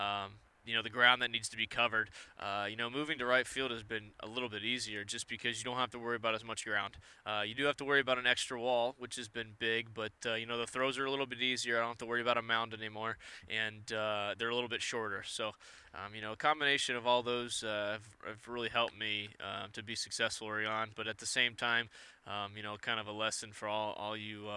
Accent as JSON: {"language": "English", "region": "Ohio", "country": "United States", "tie": "born or raised there", "moved": "yes", "said": "Growing up in Ohio"}